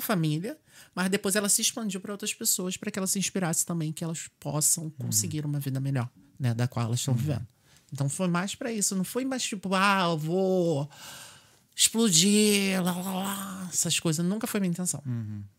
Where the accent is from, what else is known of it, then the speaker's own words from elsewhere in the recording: Brazil; now in Ireland; como era a minha vida no Brasil